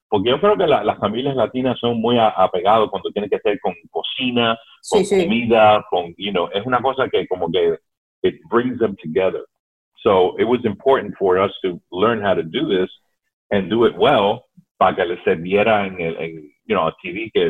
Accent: Cuba; moved away; cuando nosotros llegamos de Cuba, cuando ellos llegaron de Cuba

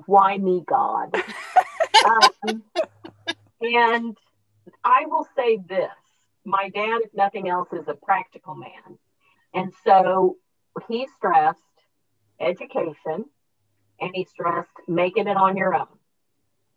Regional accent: Raytown, Missouri, United States; also born or lived in Wichita, Kansas / Puerto Rico; we moved back to Kansas City, and I grew up in Raytown.

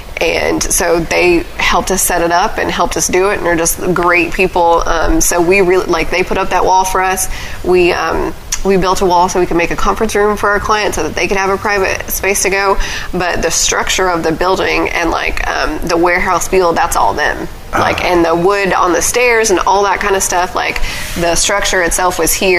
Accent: Pine Bluff, Arkansas, United States; We lived on the outskirts of Whitehall and Pine Bluff, and my mother taught in Pine Bluff, and I actually went to school in Whitehall.

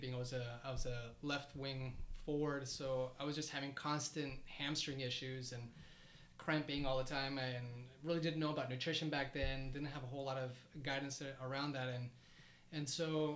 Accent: Colombia; moved away; also born or lived in Canada / Miami; So I'm originally from Colombia, South America. Went to Canada, then went to Miami

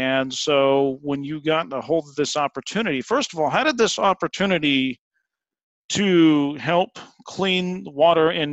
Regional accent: Ontario, Oregon, United States; we grew up in the same town

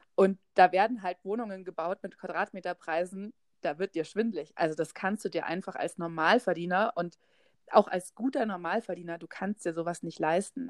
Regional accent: Haidhausen, Bavaria, Germany; vor 30 Jahren bin ich in Heidhausen geboren

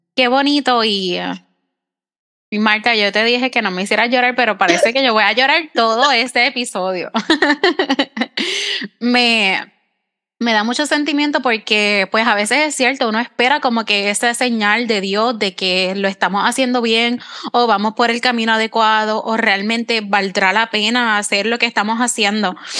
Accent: Puerto Rico; yo soy de Puerto Rico

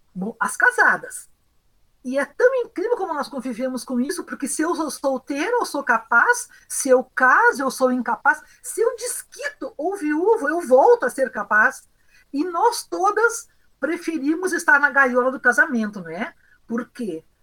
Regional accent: Ijuí, Rio Grande do Sul, Brazil; Eu sou de Juí, do interior, uma cidade de colonização europeia.

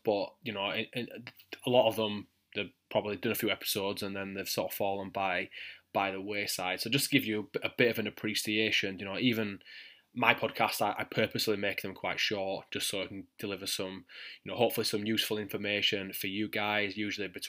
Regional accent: Yorkshire and the Humber, United Kingdom; accent: thick Yorkshire; my thick Yorkshire accent

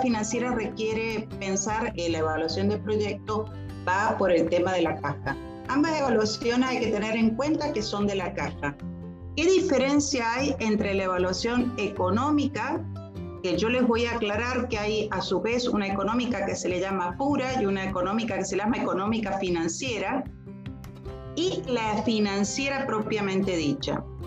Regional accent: Argentina; yo soy argentina

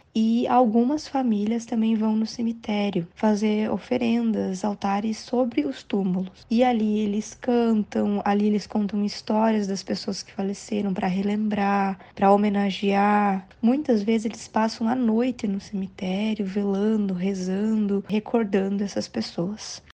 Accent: Brazil; nós brasileiros que também somos latino-americanos

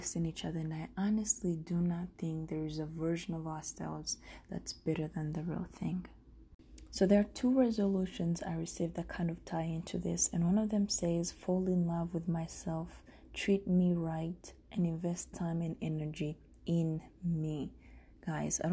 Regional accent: Rwanda; also born or lived in Denver; now in United States; I'm from Rwanda

